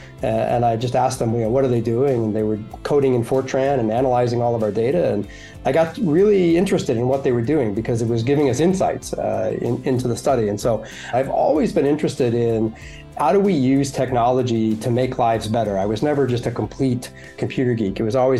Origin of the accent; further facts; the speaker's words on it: San Francisco Bay Area, California, United States; I grew up in the San Francisco Bay Area.